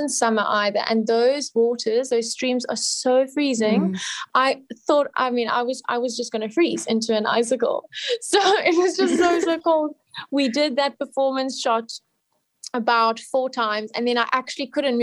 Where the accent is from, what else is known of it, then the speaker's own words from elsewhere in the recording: South Africa; I'm South African